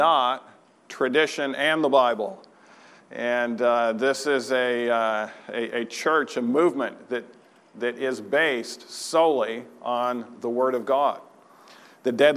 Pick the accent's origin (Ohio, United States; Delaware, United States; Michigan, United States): Michigan, United States; Troy; moved away; my home church on a Friday night that I grew up in Troy, Michigan.